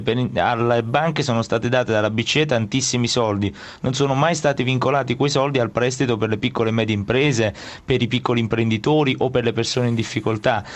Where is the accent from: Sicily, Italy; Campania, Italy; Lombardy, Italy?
Campania, Italy; province of Naples; io vengo dalla Campania, dalla provincia di Napoli